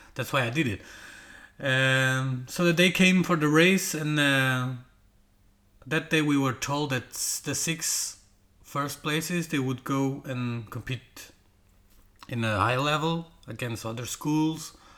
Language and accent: English; Portugal; English is a second language; now in Denmark; my English is not like perfect because I'm not from England or from the U.S. or uh, you know Australia or whatever. I am from Portugal, living in Denmark